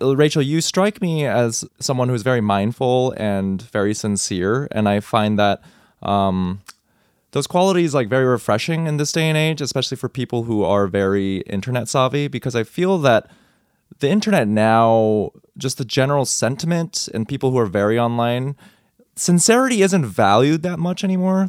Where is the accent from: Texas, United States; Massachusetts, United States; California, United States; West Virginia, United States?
Texas, United States; growing up in Texas, I was a high school kid